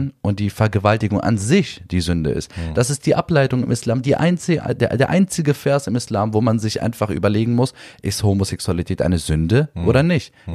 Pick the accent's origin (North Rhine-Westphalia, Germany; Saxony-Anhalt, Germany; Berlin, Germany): Berlin, Germany; Neukölln, wo ich aufgewachsen bin